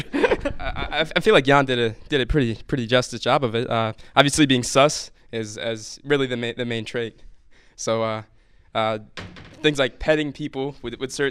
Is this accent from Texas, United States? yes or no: no; Fortville, Indiana, United States; my hometown, Fortville, Indiana.